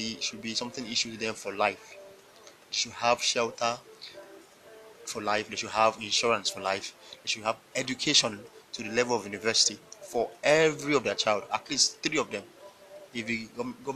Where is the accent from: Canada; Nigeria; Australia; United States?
Nigeria